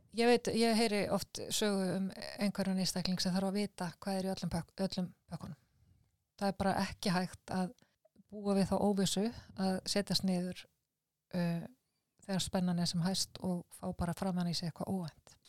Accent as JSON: {"language": "Icelandic", "country": "Iceland", "said": "við erum Íslandingar"}